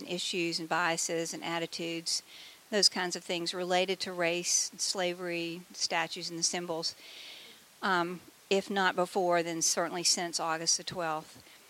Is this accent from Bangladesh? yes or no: no; Southern United States, United States; people here were raised below the Mason-Dixon line? A few. Okay. So, I was, in case you can't tell by my accent.